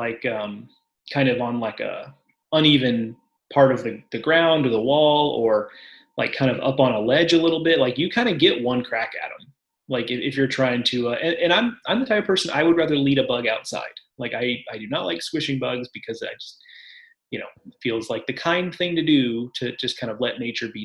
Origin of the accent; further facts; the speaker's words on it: Texas, United States; moved away as an adult; also born or lived in College Station, Texas; now in North Carolina, United States; I'm used to the cockroaches that like are a foot long growing up in Texas